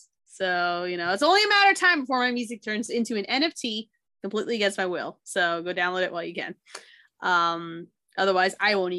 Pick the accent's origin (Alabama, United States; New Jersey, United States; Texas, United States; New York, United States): New Jersey, United States; I'm like, I'm from Jersey, man.